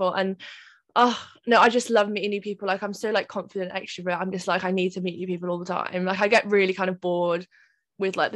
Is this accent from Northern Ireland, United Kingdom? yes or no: no; Cardiff, Wales, United Kingdom; I'm from Cardiff